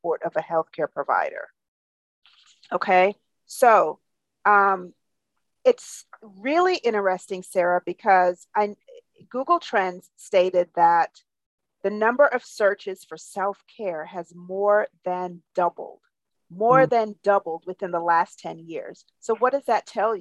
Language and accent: English; Jamaica; I'm from Jamaica, so I too had that role model of watching my mom